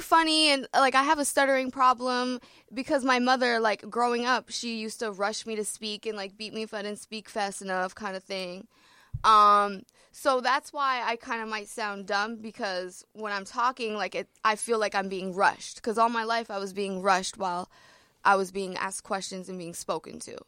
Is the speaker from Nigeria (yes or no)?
no; Ontario, Canada; also born or lived in Toronto; I'm from Ontario